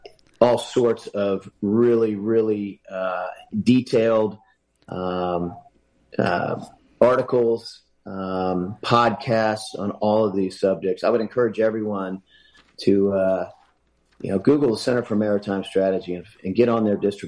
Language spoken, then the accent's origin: English; Hampton Roads, Virginia, United States; My hometown, Hampton Roads.